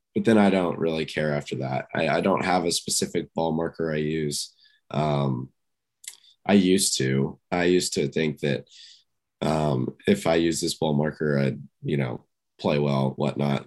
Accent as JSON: {"language": "English", "town": "Houston", "region": "Texas", "country": "United States", "tie": "born or raised there", "said": "growing up in Houston"}